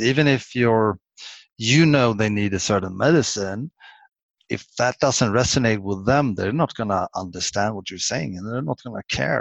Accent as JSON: {"language": "English", "country": "Sweden", "second_language": "English", "said": "I'm Swedish. English isn't my native language"}